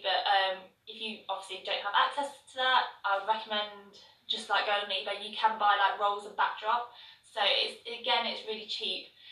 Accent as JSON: {"language": "English", "town": "Birmingham", "region": "West Midlands", "country": "United Kingdom", "tie": "born or raised there", "said": "my hometown Birmingham"}